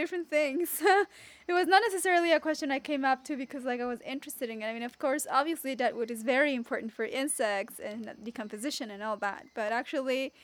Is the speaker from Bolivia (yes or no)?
yes; Bolivia; moved away; I'm originally from Bolivia